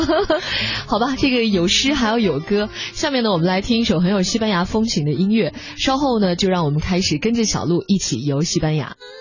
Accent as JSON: {"language": "Chinese", "country": "China", "said": "我是来自大陆的"}